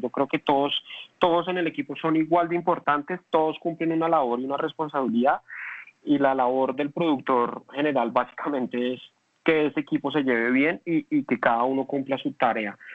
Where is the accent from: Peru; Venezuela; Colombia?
Colombia